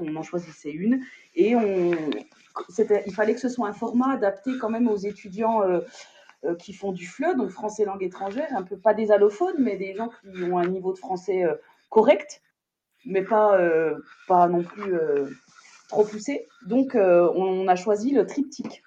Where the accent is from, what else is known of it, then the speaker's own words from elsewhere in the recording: Besançon, Bourgogne-Franche-Comté, France; je m'éloigne d'où je suis, de Besançon